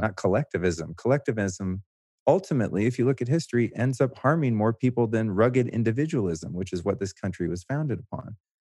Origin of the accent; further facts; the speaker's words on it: the Bay Area, California, United States; moved away as an adult; now in Austin, United States; I grew up in, uh, the Bay Area.